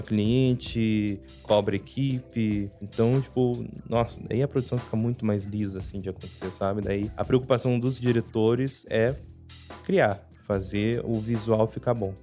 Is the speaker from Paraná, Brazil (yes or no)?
yes; Curitiba, Paraná, Brazil; eu ainda sou de Curitiba